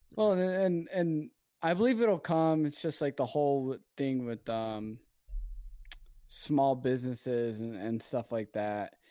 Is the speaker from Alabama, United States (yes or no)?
no; Salt Lake City, Utah, United States; I am from Salt Lake City, Utah.